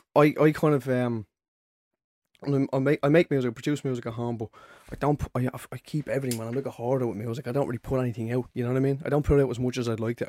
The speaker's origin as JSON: {"language": "English", "town": "Dublin", "region": "Leinster", "country": "Ireland", "tie": "born or raised there", "said": "growing up in Ballymore"}